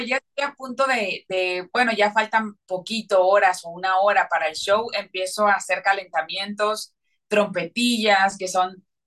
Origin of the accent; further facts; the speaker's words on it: Mexico; yo soy cantante mexicana